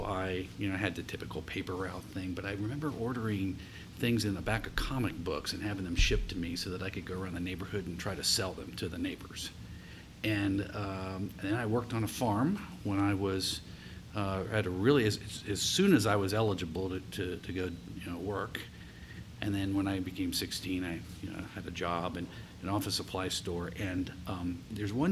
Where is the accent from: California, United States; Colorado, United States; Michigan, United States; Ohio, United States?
Ohio, United States; rural community in southeast; also born or lived in Columbus, Ohio; I was actually raised in a rural community in southeast Ohio